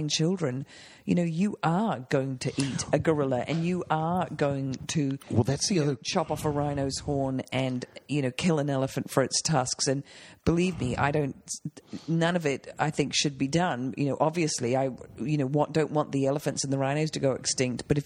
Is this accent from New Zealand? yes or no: yes; New Zealand; moved away; I'm from New Zealand. We had a vegetable garden. We grew potatoes.